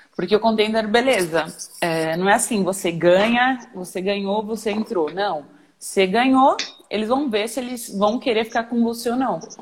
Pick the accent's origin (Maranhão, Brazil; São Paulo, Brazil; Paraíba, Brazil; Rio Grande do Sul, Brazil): São Paulo, Brazil; eu sou de São Paulo